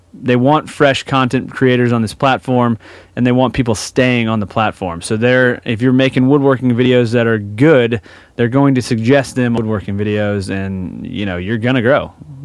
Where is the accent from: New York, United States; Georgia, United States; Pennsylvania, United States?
Georgia, United States; Atlanta; I'm from Atlanta.